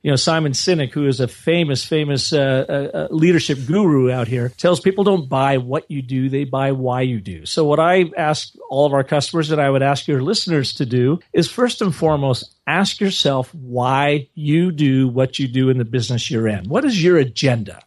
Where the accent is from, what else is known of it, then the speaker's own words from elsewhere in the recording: Seattle, Washington, United States; I grew up in Seattle, Washington area, the you know, northwest portion of the United States